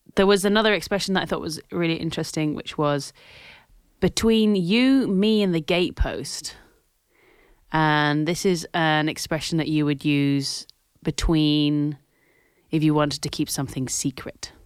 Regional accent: Scotland, United Kingdom; As I am Scottish.

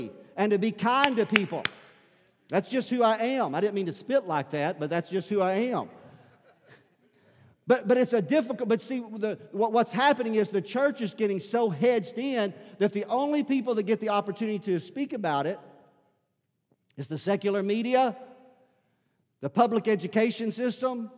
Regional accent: United States; as an American Christian

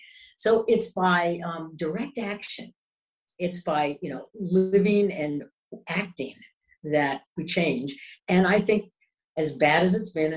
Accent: New York City, New York, United States; I'm a New Yorker

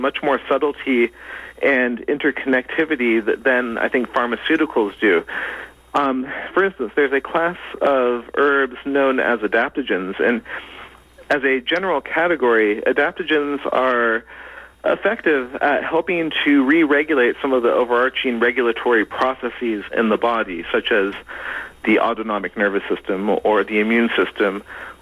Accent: United States; I was born and raised in the United States

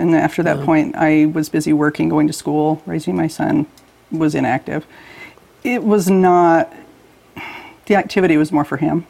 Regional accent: Roy, Utah, United States; also born or lived in Ogden, Utah / Layton, Utah; I was born in Ogden.

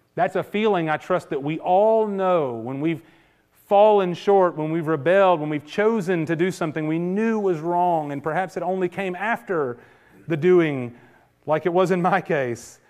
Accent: United States; we're modern American people

